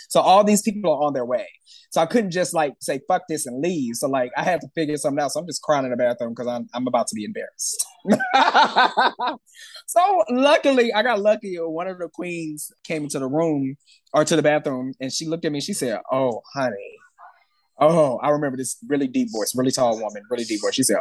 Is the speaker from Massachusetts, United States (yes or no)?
no; St. Louis, Missouri, United States; also born or lived in Atlanta, Georgia; now in Los Angeles, United States; I grew up in St. Louis, Missouri, right in the middle of the map.